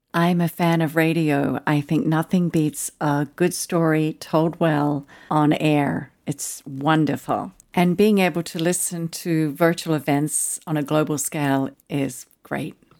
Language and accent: English; Tasmania, Australia; accent: Australian; moved away as an adult; also born or lived in Pyramid Hill, Victoria / Sydney / Melbourne / Adelaide; now in Southern California, United States; And then my parents moved to Tasmania. We lived in the northern part of the island.